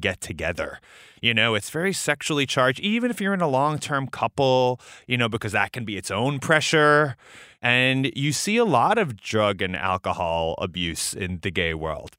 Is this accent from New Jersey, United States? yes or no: no; New York City, New York, United States; I grew up in New York City